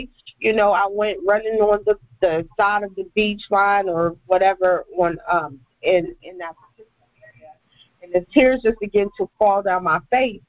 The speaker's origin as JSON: {"language": "English", "country": "United States", "moved": "as an adult", "lives_now": "Belize", "said": "I'm from the United States, but I made a journey across the water to live in Belize"}